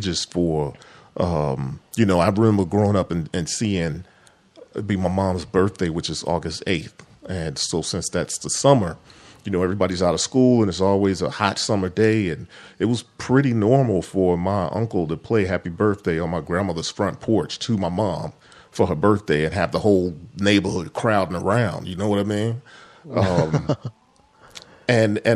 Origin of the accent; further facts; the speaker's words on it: Chicago, Illinois, United States; I grew up in Chicago.